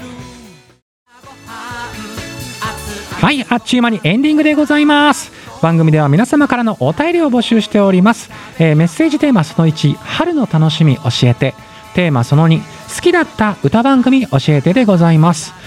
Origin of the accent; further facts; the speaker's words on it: Kumamoto, Japan; accent: Kumamoto dialect; 熊本県の中の、うん、えっ、ー、と福岡寄りから今その社っていうところに引っ越してきたんです、うんうんはいはい、だからね最初の本当に言葉が分かんなくて、うん、で俺は熊本弁喋ってるのに